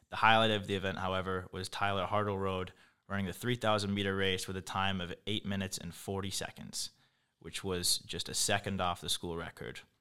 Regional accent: England, United Kingdom; moved away; I'm from England

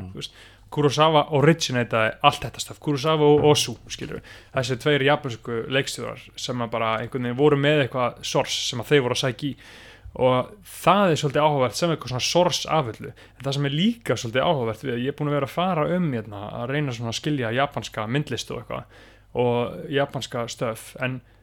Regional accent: Iceland

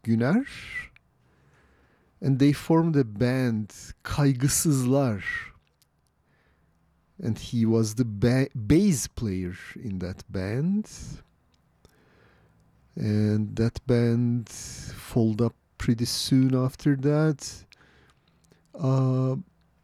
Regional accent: Istanbul, Turkey; now in San Francisco, United States; where I grew up in Istanbul

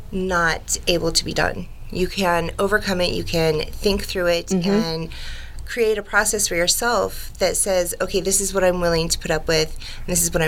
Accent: Colorado, United States; also born or lived in Los Angeles, California; I'm 45. I came from Colorado. I went to LA, California for quite a while. And then I came back to Colorado.

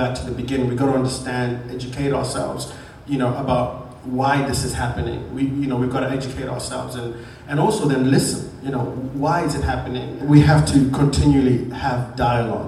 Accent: Zimbabwe; moved away as an adult; also born or lived in South Africa / Manchester, United Kingdom / Germany; now in United States; I grew up in Zimbabwe, that's where I did my school.

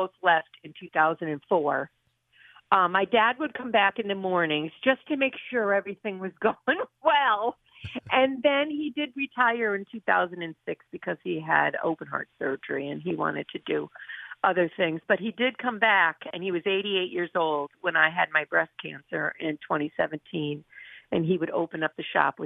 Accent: Honesdale, Pennsylvania, United States; moved away as an adult; I want to come back to my hometown

